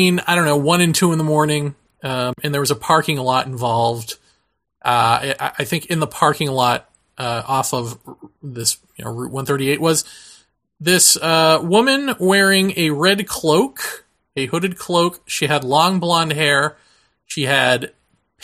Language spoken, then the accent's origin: English; southeastern Massachusetts, United States; born or raised there